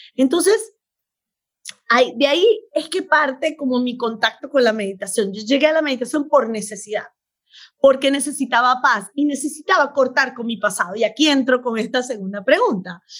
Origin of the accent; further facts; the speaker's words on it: Venezuela; moved away as an adult; also born or lived in Beirut, Lebanon; now in United States; soy médico venezolana. Nací en Beirut, pero a los 40 días llegué a Venezuela, o oh, que soy venezolana de corazón. Y me crié, estudié medicina, me gradué allá